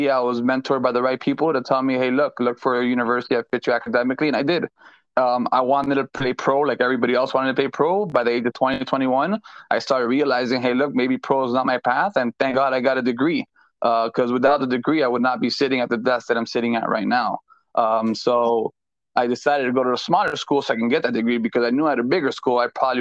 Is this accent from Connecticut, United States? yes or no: no; Miami, Florida, United States; I am born and raised in Miami